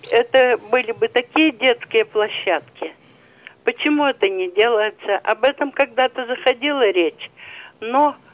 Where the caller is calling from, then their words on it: Izhevsk, Udmurtia, Russia; я из Ижевска.